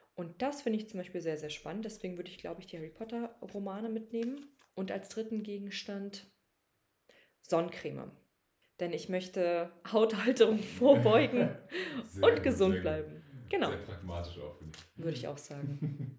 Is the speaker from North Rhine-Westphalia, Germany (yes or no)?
no; Berlin, Germany; nicht in Berlin geboren, aber aufgewachsen. Deshalb würde ich schon sagen, dass Berlin auf jeden Fall meine Heimatstadt ist